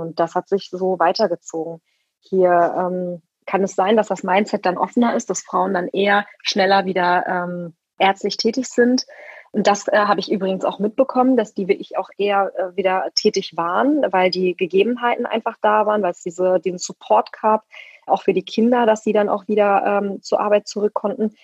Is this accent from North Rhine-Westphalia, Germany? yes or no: yes; Ruhr area, North Rhine-Westphalia, Germany; moved away as an adult; now in Leipzig, Germany; Ich komme aus dem Ruhrgebiet und habe auch im Rheinland studiert ganz lange